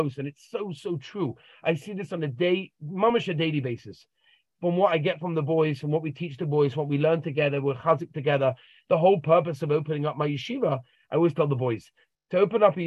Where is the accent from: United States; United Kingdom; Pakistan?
United Kingdom; London; I grew up in a regular home in London, Golders Green, two beautiful parents and wonderful siblings